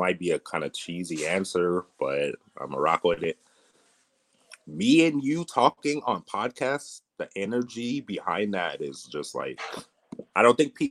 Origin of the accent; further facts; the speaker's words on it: Torrance, California, United States; now in Las Vegas, United States; I'm originally from Torrance, California, but I live in Vegas